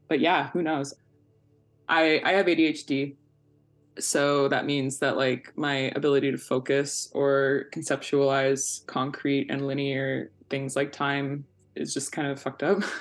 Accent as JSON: {"language": "English", "town": "Victoria", "region": "British Columbia", "country": "Canada", "tie": "born or raised there", "lives_now": "Vancouver, Canada", "said": "I currently live in so called Vancouver, but I'm originally from uh, so called Victoria"}